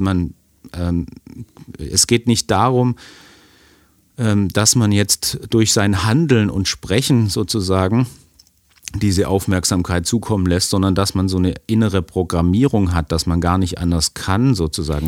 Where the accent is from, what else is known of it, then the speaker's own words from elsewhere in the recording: Germany; als Deutscher